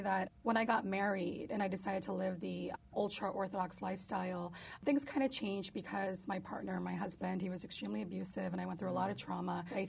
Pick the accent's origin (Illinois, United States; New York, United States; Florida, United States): New York, United States; But I'm Turkish. I'm also part Kurdish. I'm a Muslim, but I'm a New Yorker. I'm an American.